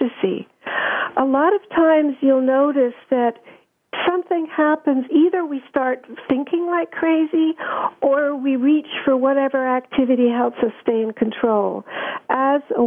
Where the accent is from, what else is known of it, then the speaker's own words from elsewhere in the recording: Germany; moved away; I grew up in Germany